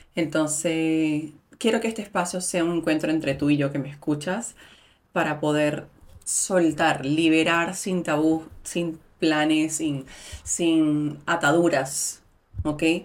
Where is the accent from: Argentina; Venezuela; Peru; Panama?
Venezuela; moved away; soy mujer, migrante, venezolana